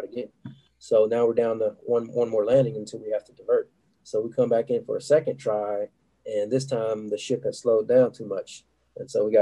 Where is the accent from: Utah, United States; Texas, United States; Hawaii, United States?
Texas, United States; Dallas; being from Texas, I'm from Dallas originally